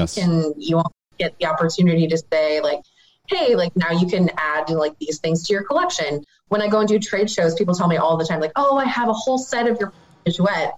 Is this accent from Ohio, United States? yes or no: yes; Northeast Ohio, United States; moved away; also born or lived in Tampa, Florida; growing up in Northeast Ohio